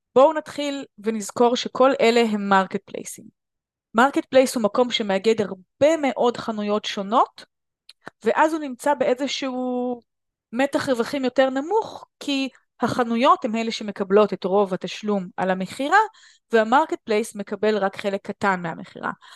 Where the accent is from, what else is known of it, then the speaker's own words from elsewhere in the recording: Israel; בארץ אנחנו ישראלים